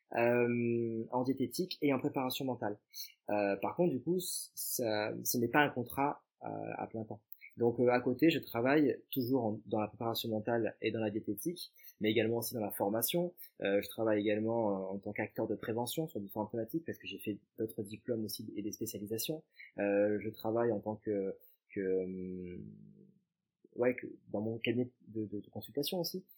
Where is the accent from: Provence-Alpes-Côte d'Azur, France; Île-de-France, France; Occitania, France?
Occitania, France; Montpellier; je suis originaire de Montpellier, natif de Montpellier